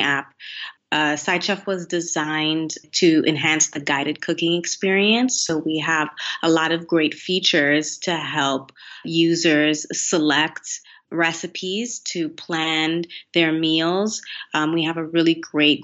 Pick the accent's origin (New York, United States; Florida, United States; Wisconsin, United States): Florida, United States; Miami; also born or lived in Haiti; now in China; I'm from Miami, and in Miami, it's really not uncommon to learn no more than one language